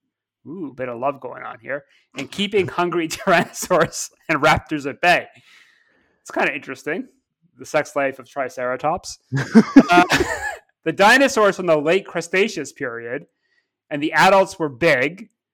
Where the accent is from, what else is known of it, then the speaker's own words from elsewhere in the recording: Ontario, Canada; I guess I'm from Cottage Country near Toronto.